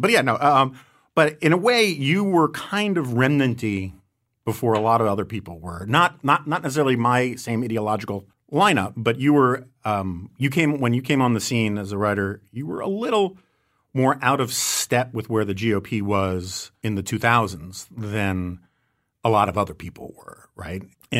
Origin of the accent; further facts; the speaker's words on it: New York, United States; I will say, as a New Yorker, I remember it's a kind of racial appeal